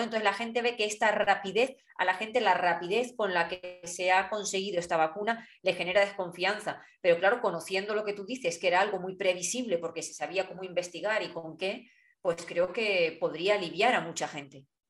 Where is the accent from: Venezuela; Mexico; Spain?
Spain; los españoles